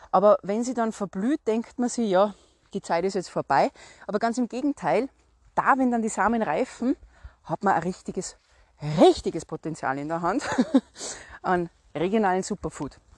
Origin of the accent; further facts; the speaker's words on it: Salzburg, Austria; ich komme aus Salzburg. Salzburg ist berühmt und bekannt für den Salzburger Schnürdelregen.